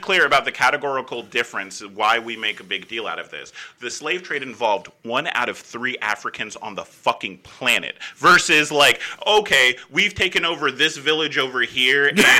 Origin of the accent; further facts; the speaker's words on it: United States; I grew up in America